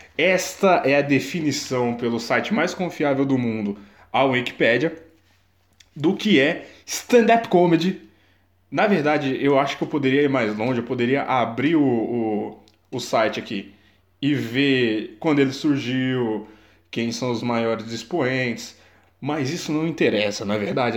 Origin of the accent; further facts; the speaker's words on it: Embu das Artes, São Paulo, Brazil; eu sou do Imbu. O Imbu e o Tabuão são bem colados e eu moro exatamente na divisa